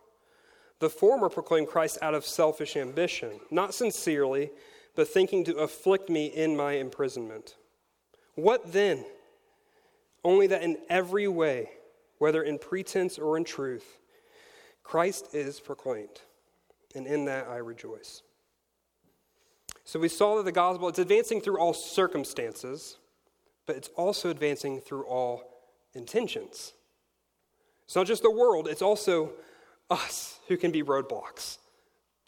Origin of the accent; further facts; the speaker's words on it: Missouri, United States; I am from Spokane, Missouri